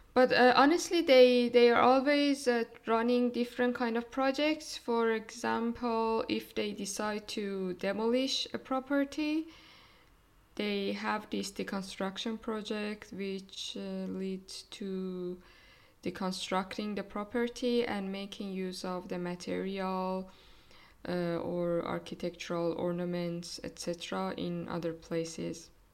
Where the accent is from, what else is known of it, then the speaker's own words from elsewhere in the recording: Iran; now in Germany; from Iran